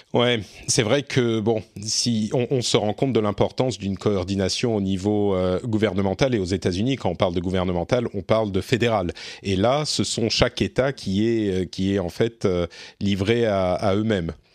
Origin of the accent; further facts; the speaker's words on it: France; chez nous, en France